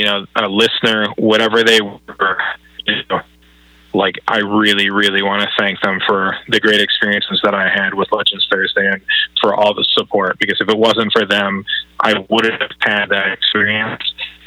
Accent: Minnesota, United States; I'm from Minnesota.

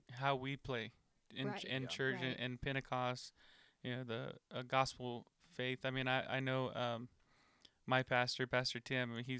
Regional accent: North Carolina, United States; moved away; I'm from North Carolina originally

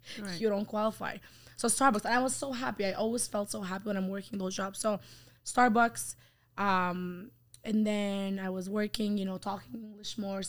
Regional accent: Saudi Arabia; English is a second language; moved away as an adult; now in Canada; I was raised in Saudi Arabia

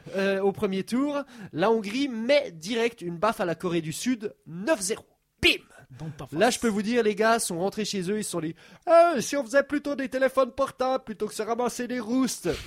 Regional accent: Swiss Jura, Switzerland; first language French; j'ai grandi dans une région qui, pendant longtemps, faisait partie, était petite part d'une plus grosse région euh, alémanique. Sauf que nous, on parlait français dans notre région, donc dans le Jura suisse

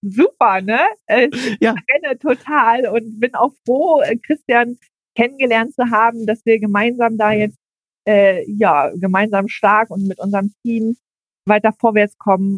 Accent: Berlin area, Germany; moved away as an adult; now in Ibbenbüren, Germany; ursprünglich komme ich aus dem Berliner Raum

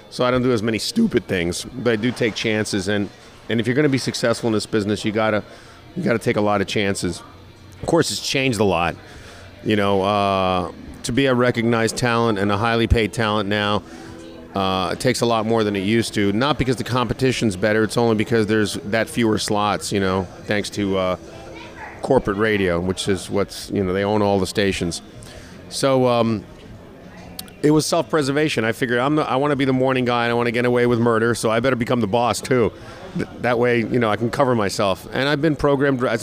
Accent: New York, United States; moved away as an adult; now in Orlando, United States; I'm from New York, and I came down here

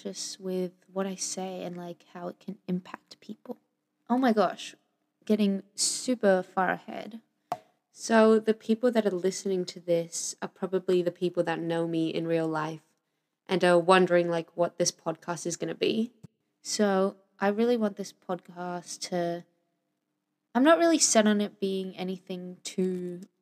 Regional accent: Sydney, New South Wales, Australia; also born or lived in Venezuela; now in Melbourne, Australia; have been living in Sydney until I moved out to Melbourne

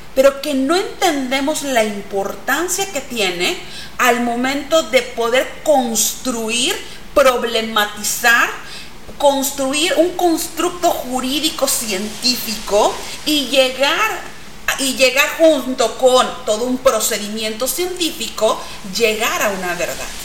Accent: Mexico; ese patrimonio que tenemos dentro de nuestro haber como mexicanos

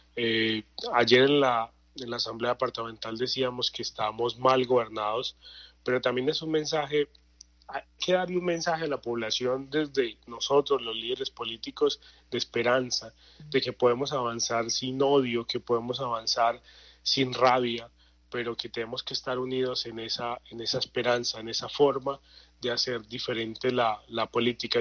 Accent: Puerto Berrío, Antioquia, Colombia; yo que soy de Puerto Berrío, de Magdalena Medio

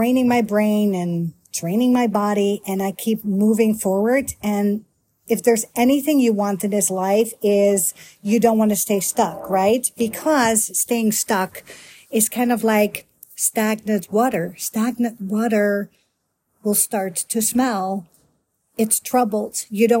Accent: Netherlands; moved away as an adult; also born or lived in Miami; now in United States; I'm a Dutch girl born and raised in Holland, aka the Netherlands capital, Amsterdam

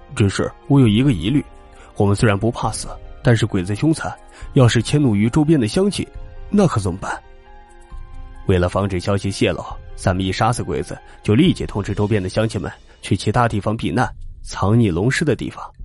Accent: China; 我们中国人都会特别地神秘

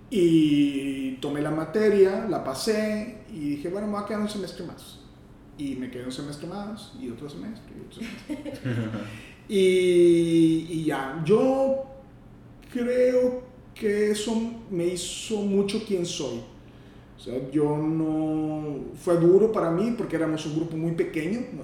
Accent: Matamoros, Tamaulipas, Mexico; moved away as an adult; also born or lived in Monterrey; yo soy de Matamoros

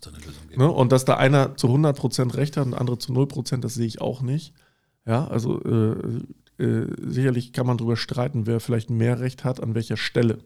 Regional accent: Germany; wir als Deutsche

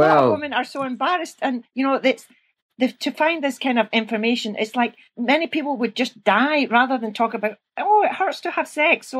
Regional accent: Scotland, United Kingdom; accent: Scottish; you can hear from my accent, I'm Scottish

